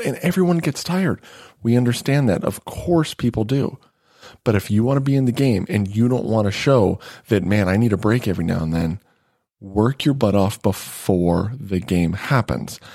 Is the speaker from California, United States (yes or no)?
no; Nevada, United States; I grew up in Nevada